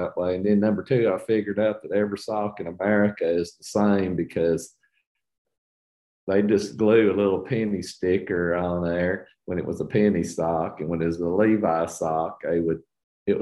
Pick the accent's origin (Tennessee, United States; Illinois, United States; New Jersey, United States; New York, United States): Tennessee, United States; Rockwood; also born or lived in Cincinnati, Ohio; I was born in Cincinnati, Ohio, and my father worked at Adler Sock Company in Cincinnati, which is a big time sock company back in the day. And we moved down here when I was four in 1962, because Adler bought the sock factory in Rockwood.